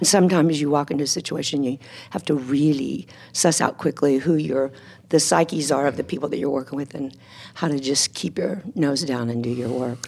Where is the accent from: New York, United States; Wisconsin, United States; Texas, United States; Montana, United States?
Texas, United States; moved away as an adult; as a teenager growing up in Texas